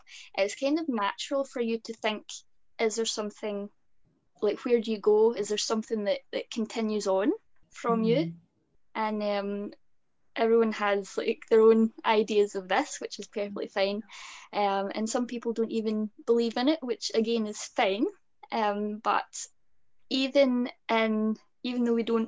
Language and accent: English; Scotland, United Kingdom; being Scottish